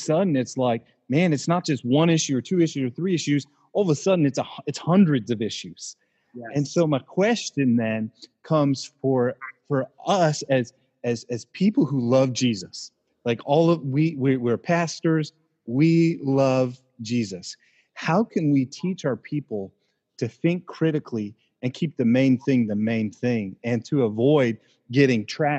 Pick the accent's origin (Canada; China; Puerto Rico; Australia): Canada; now in United States; being a Canadian myself, living and loving America, I am a green card holder.